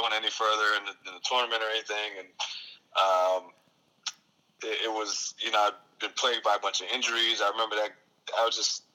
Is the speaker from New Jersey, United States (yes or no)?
yes; Hackensack, New Jersey, United States; born and raised in Hackensack, New Jersey